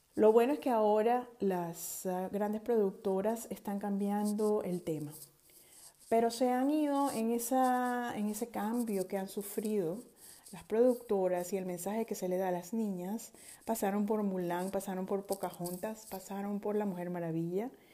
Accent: Venezuela; moved away; Soy venezolana, generación X

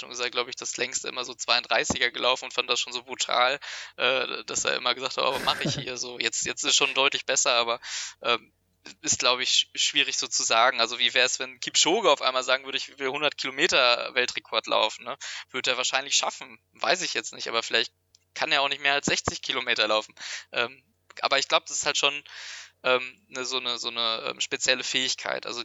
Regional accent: Dortmund, North Rhine-Westphalia, Germany; now in Münster, Germany; Also ich komme ja ursprünglich auch aus Dortmund.

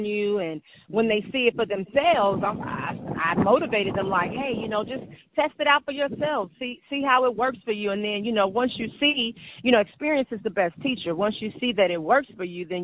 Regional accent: Homewood, Illinois, United States; also born or lived in Hyde Park, Chicago; my mom moved me to a suburb called Homewood in Chicago, in Illinois. I was raised there

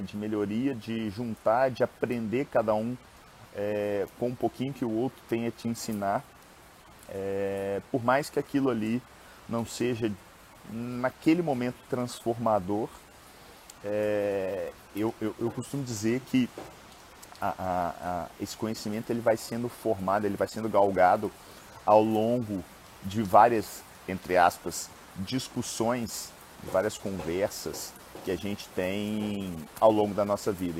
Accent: Minas Gerais, Brazil; eu sou mineiro

